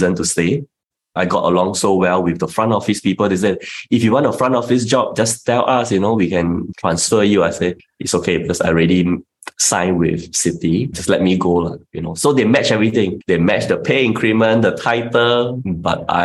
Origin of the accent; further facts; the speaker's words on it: Singapore; as a Singaporean